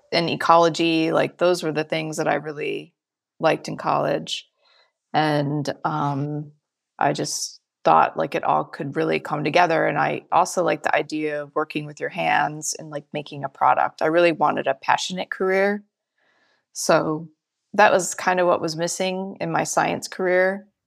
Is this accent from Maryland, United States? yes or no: no; Michigan, United States; moved away as an adult; now in California, United States; I grew up, born and raised in Michigan